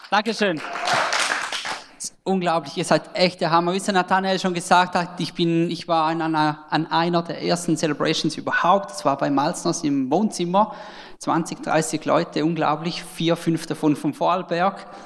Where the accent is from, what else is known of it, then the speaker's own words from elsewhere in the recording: Switzerland; accent: Swiss; genau, ich bin Schweizer, vielleicht hört man es dann am Akzent.